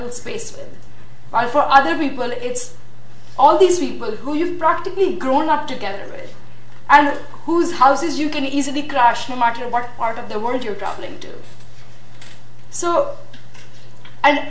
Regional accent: Pakistan; I'm from Pakistan

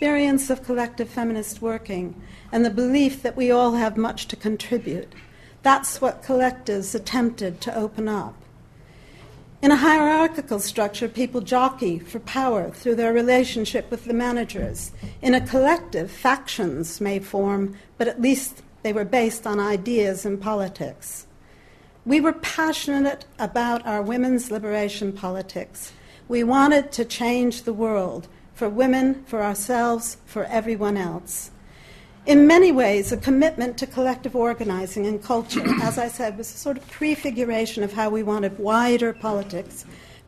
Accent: United States; moved away; as an American

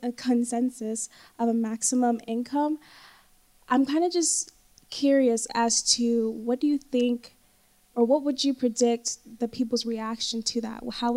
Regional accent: United States; now in London, United Kingdom; I'm actually from America. I'm studying here in central London.

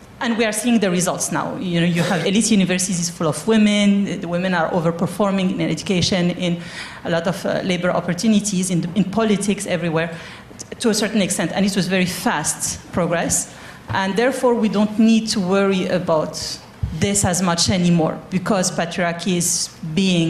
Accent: Morocco; moved away; I grew up in Morocco

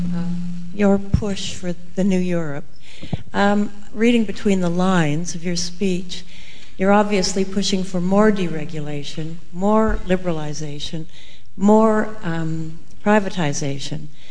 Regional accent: Canada; I'm a Canadian journalist

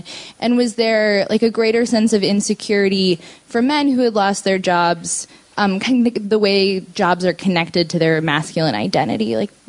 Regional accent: Iowa, United States; moved away; I'm from Iowa, so not too far from Janesville.

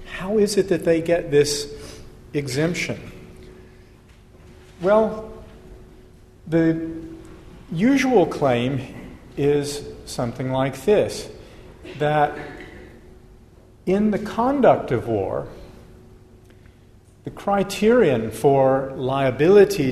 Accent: United States; I'm American

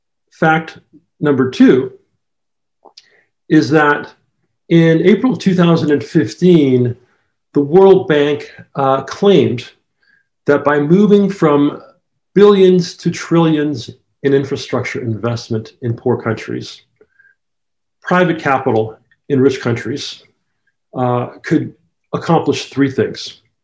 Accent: Jamaica; although my accent no longer sounds like it, I'm originally from Jamaica, so I'm from the Caribbean, just like Sir Arthur.

